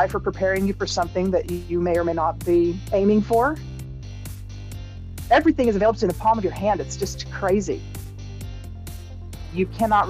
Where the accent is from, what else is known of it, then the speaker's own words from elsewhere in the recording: Texas, United States; moved away as an adult; now in Costa Rica; I've been here for 30 years. I grew up in Texas.